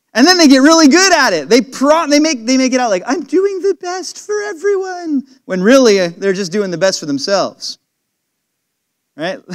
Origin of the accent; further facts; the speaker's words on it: California, United States; moved away; When I go to California, I, I just love it when I start going closer and closer to my hometown